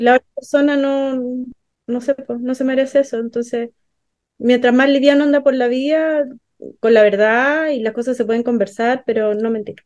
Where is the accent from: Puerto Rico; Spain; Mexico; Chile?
Chile; Arica, Arica y Parinacota; yo soy de Arica